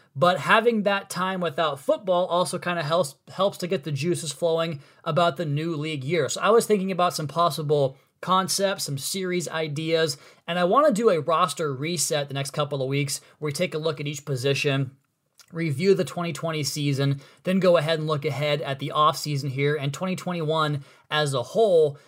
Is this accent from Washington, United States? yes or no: yes; Central/Eastern Washington, United States; moved away; I'm from Central slash Eastern Washington